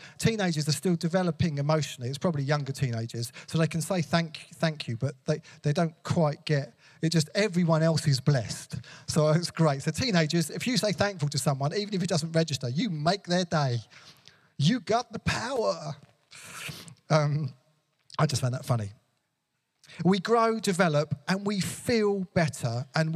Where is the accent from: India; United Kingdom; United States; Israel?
United Kingdom; England; I love being English, British, European